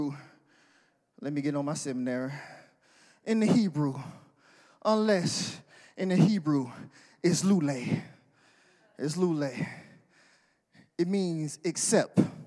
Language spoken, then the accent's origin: English; the South, United States; I'm from the South.